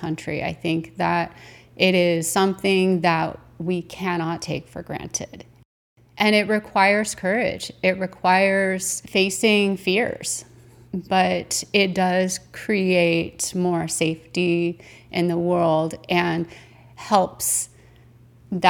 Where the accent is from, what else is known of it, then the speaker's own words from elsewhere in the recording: United States; as an American